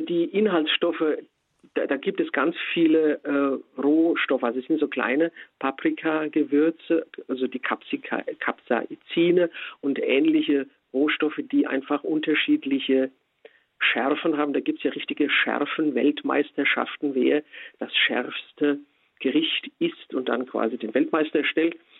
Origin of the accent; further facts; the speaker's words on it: Spessart, Germany; bei uns im Spessart